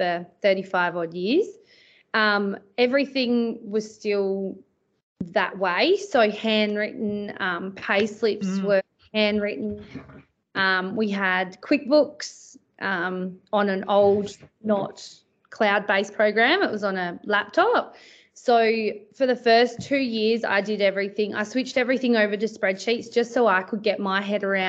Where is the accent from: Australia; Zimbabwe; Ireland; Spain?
Australia; Perth, Western Australia; now in Pingelly, Australia; I grew up in Perth